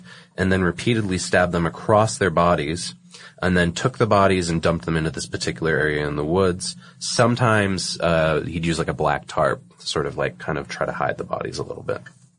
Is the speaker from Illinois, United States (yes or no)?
no; Massachusetts, United States; I chose one from, you know, the neck of the woods that I grew up in, which is, you know, I'm from Massachusetts. I went to school in New Hampshire.